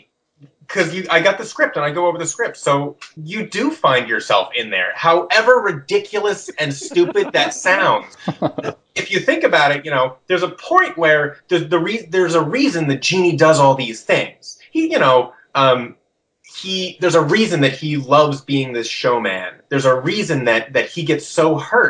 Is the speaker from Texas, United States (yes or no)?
no; Seattle, Washington, United States; I grew up in Seattle